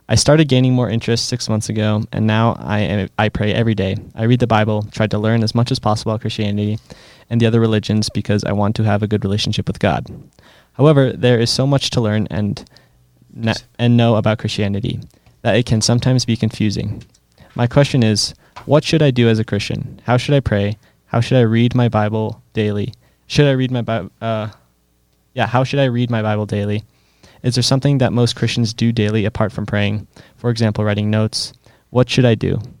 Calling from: Paris, Île-de-France, France; English is a second language; Hi guys, I love the podcast. I'm listening from Paris, France.

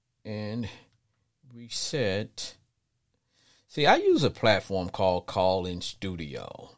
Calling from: Texas, United States; But I'm calling from Texas. That's where I'm located.

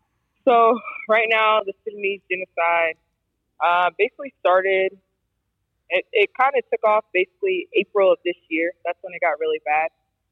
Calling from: Poland; I'm calling from Poland.

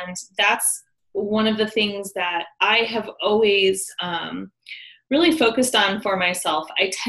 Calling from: Denver, Colorado, United States; I am in sunny Denver, Colorado, United States.

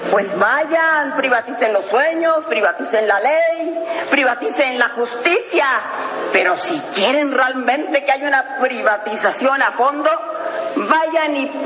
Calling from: Santiago, Santiago Metropolitan Region, Chile; desde Santiago de Chile para la Radio Mandinga. Desde este lugar del mundo llevamos 41 días en resistencia

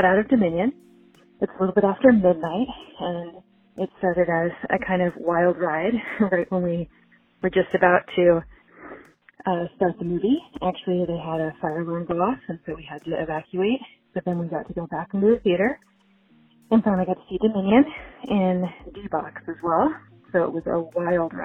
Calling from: South Lake Tahoe, California, United States; I'm calling from South Lake Tahoe, California

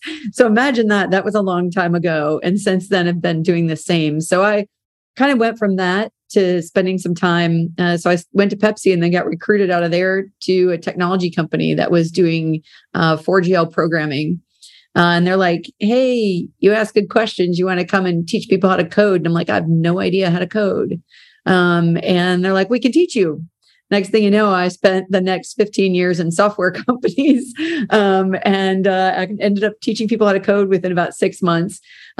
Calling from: Charlotte, North Carolina, United States; Oh, I'm dialing in today from Charlotte, North Carolina.

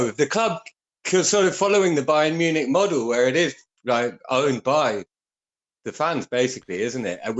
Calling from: France; Well, I'm calling from {S0} France, {S4} Richie

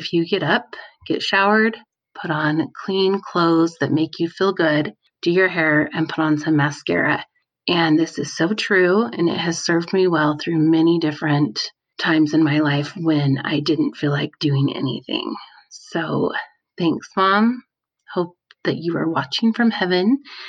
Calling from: Salt Lake City, Utah, United States; I'm calling from Salt Lake City, Utah.

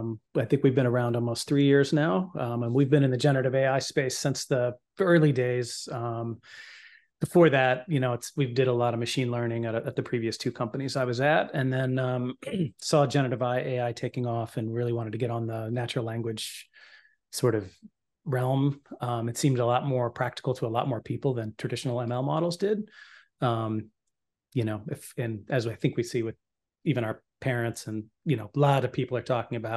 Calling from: Westerville, Ohio, United States; Columbus, Ohio. Well, Westerville, technically, but outside of Columbus.

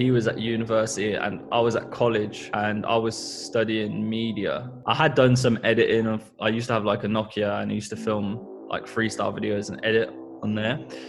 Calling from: Northampton, East Midlands, United Kingdom; We're tuning in from Northampton, where we both still live.

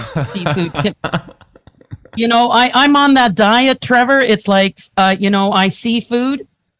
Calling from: Hamilton, Ontario, Canada; So I'm joining you from the lovely city of Hamilton.

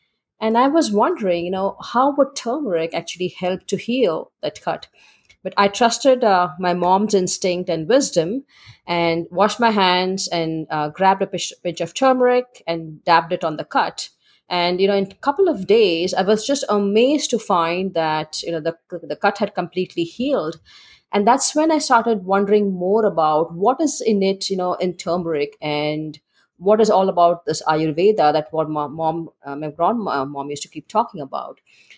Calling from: Dallas, Texas, United States; I'm calling from Dallas, Texas.

